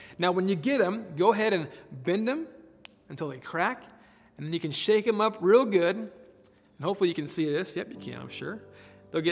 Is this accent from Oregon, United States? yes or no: yes; Oregon, United States; moved away; I grew up in Oregon, way out in the Pacific Northwest